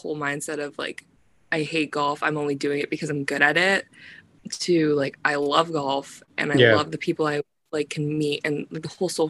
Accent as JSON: {"language": "English", "region": "Florida", "country": "United States", "also_born_or_lived": "upstate New York", "moved": "as an adult", "said": "I was from Florida"}